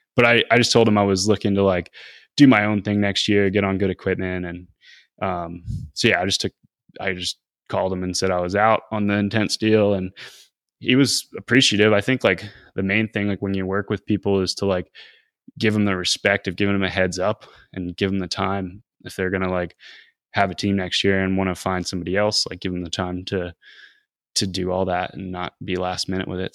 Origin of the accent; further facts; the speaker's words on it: Northeast, United States; growing up in the Northeast